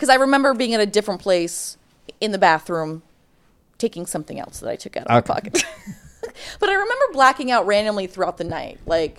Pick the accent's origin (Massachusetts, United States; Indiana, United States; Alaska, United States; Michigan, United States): Alaska, United States; Fairbanks; moved away; I'm from Alaska